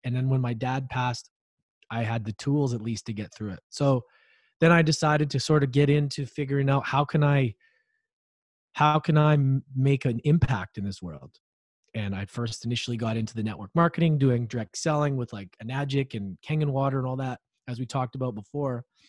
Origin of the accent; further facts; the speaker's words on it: Edmonton, Alberta, Canada; moved away; I grew up in Edmonton, Alberta, Canada